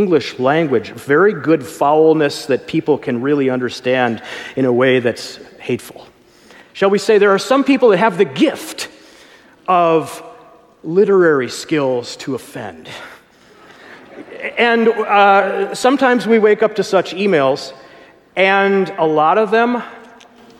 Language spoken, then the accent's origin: English; Minneapolis, Minnesota, United States; I come from Minneapolis, right there at the place where George Floyd was killed there